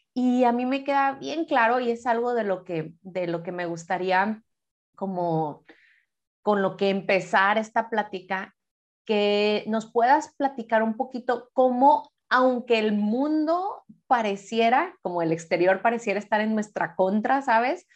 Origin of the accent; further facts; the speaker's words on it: Guadalajara, Jalisco, Mexico; moved away; ella y yo pues nacimos en Guadalajara